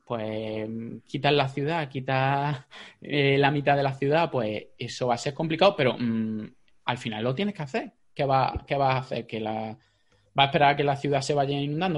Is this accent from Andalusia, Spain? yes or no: yes; Jaén, Andalusia, Spain; yo soy de Jaén